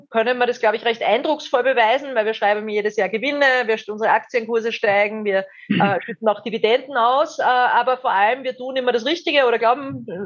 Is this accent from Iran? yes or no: no; Austria; Österreich hat ja in manchen Themen, muss man echt sagen, haben wir uns als haben wir uns den Status des gallischen Dorfs behalte